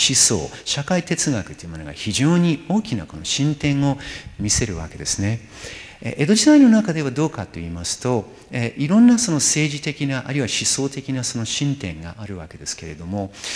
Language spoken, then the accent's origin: Japanese; New York, United States; moved away; ニューヨーク私の出身地であるニューヨーク